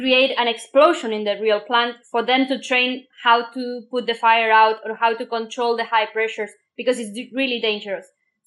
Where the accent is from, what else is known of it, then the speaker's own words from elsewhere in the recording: Argentina; now in Germany; I come from Argentina